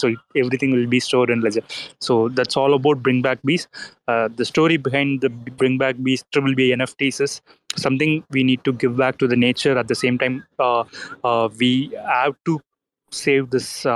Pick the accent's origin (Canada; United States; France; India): India; we are from India is a farming country